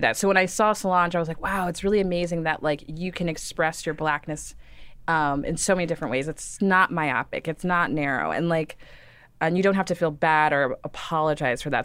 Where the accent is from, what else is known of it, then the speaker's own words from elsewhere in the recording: Dallas, Texas, United States; I grew up in Dallas, Texas